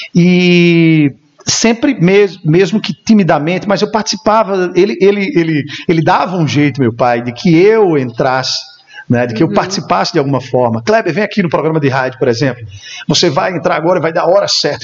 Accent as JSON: {"language": "Portuguese", "town": "Campina Grande", "region": "Paraíba", "country": "Brazil", "tie": "born or raised there", "said": "sou natural de Campina Grande, filho de Campina Grande, a rainha da Borborema"}